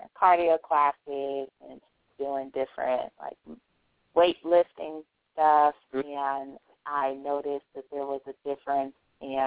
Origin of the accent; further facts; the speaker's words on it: Bay Area, California, United States; I live in California. I'm from the Bay Area